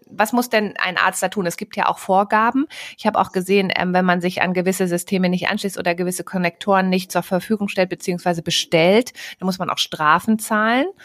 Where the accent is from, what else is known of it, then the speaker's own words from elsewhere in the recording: Lower Saxony, Germany; ich komme aus der Gegend von Worpswede.